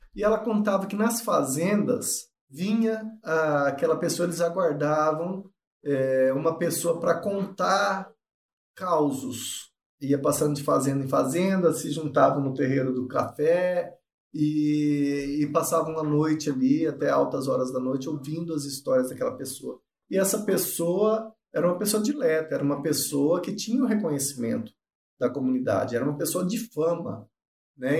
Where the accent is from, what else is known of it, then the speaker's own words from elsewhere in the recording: Ivinhema, Mato Grosso do Sul, Brazil; also born or lived in Barcelona, Spain; sou nascido em Vinhema, sertão do Mato Grosso do Sul.